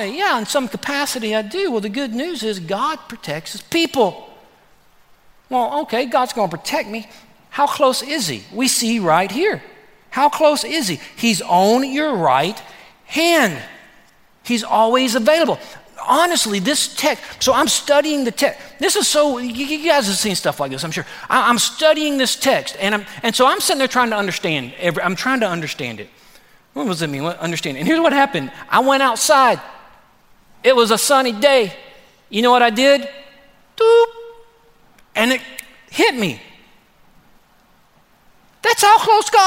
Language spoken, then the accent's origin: English; Texas, United States; I'm from Texas